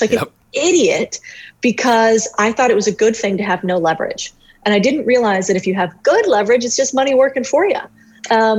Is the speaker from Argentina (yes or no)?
no; Phoenix, Arizona, United States; I grew up in Arizona. So family's immigrants. My father's family's from Spain, but I grew up in Phoenix, Arizona.